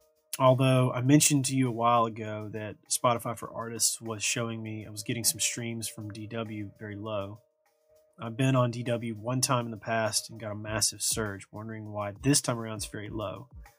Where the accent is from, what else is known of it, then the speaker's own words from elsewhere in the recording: Brazil; English is a second language; In my case, I'm from Brazil.